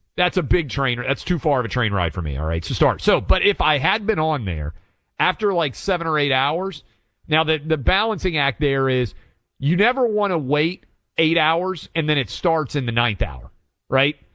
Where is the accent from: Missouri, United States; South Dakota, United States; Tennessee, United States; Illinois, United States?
Tennessee, United States; Franklin; not only Tennessee, this is my hometown